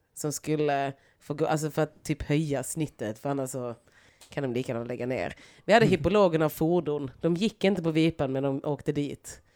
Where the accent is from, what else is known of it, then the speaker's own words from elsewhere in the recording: Lund, Skåne, Sweden; moved away; also born or lived in Stockholm; jag kom från Gunnesbo